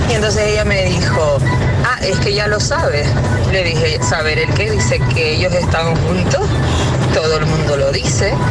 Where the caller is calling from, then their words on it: Madrid, Community of Madrid, Spain; de Madrid.